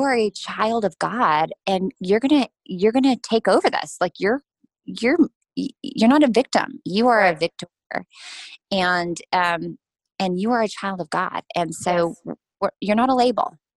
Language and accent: English; United States; as an American